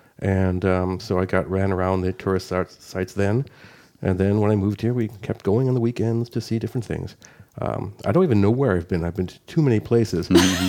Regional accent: Buffalo, New York, United States; moved away as an adult; now in Uppsala, Sweden; I was born in Buffalo, New York, which is on the far side of the state from the big city, New York City.

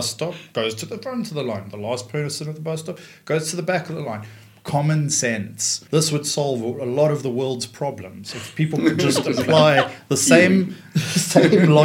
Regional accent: Johannesburg, Gauteng, South Africa; first language English; moved away; also born or lived in London; I grew up in Johannesburg

